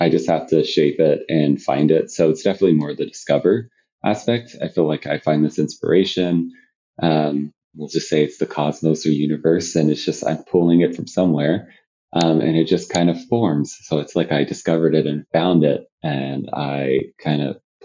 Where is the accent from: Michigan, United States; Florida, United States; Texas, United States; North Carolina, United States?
Texas, United States; Killeen; now in Austin, United States; I grew up in a city called Killeen, Texas